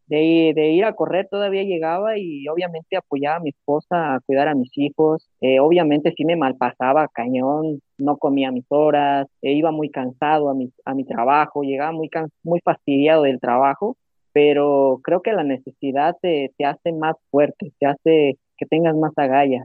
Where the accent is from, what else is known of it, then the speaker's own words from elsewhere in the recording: Jalisco, Mexico; primero jalisciense